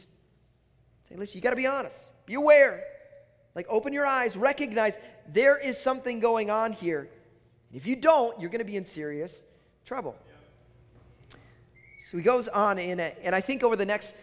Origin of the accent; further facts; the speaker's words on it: Chicago, Illinois, United States; now in Minnesota, United States; I'm from Chicago